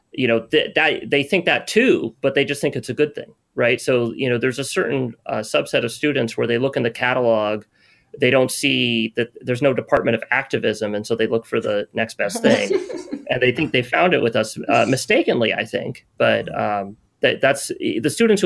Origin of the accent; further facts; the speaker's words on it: West Coast, United States; I'm from the West Coast